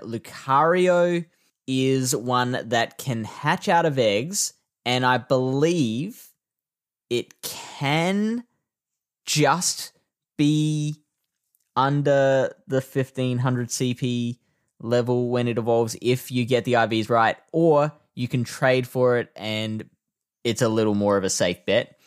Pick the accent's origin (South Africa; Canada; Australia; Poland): Australia; South Australia; my home state of South Australia